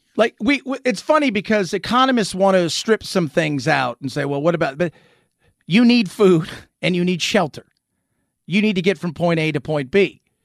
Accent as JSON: {"language": "English", "town": "Los Angeles", "region": "California", "country": "United States", "tie": "born or raised there", "said": "I grew up in Hollywood, I grew up in Los Angeles"}